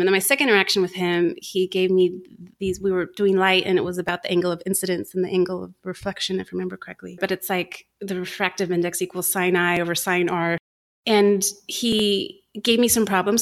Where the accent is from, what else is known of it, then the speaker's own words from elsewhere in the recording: United States; moved away; also born or lived in United Kingdom; we're American